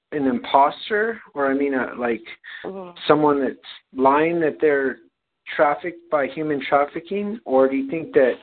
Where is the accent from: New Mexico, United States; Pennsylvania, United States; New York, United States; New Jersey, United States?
New Mexico, United States; I grew up in New Mexico